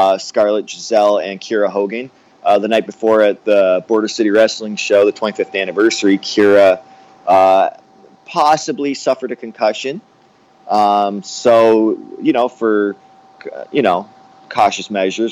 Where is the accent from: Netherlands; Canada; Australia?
Canada; I grew up in Canada with, like, no television